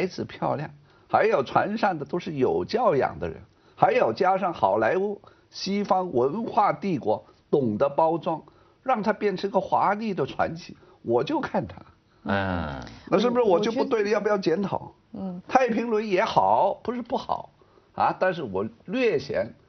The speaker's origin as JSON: {"language": "Chinese", "country": "France", "second_language": "Chinese", "said": "我身为法国人，我当然关注法国漫画家之死。"}